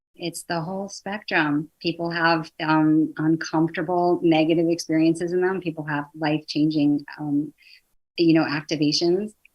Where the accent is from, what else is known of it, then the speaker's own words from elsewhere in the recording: the Northwest, Pacific Northwest, United States; moved away; also born or lived in East Coast, United States; I'm from the Northwest. I was living back east.